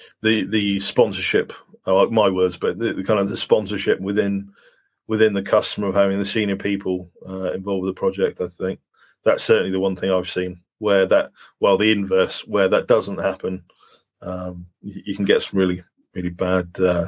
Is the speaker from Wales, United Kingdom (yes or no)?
yes; Wales, United Kingdom; to have somebody I can reach out to as a Welshman